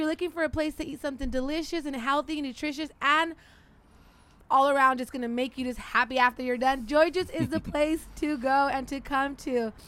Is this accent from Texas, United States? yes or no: no; Bakersfield, California, United States; I'm from Bakersfield.